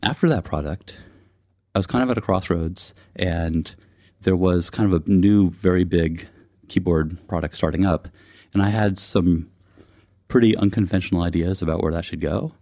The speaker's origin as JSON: {"language": "English", "area": "East Bay", "region": "California", "country": "United States", "tie": "born or raised there", "said": "I grew up in the East Bay of California, and I've um, lived there kind of on and off my entire life"}